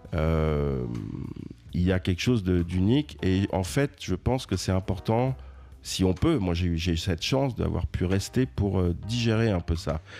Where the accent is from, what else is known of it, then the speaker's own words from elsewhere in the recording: Paris, Île-de-France, France; moved away as an adult; now in New York, United States; j'y ai, bah, grandi et puis c'est, c'est presque ma ville natale